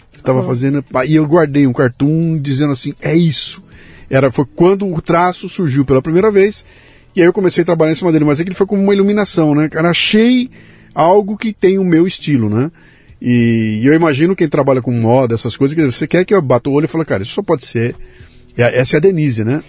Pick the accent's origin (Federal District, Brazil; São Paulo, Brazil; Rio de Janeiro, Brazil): São Paulo, Brazil; Bauru; now in São Paulo, Brazil; Eu também saí de Bauru, vim para São Paulo para estudar para ser cartunista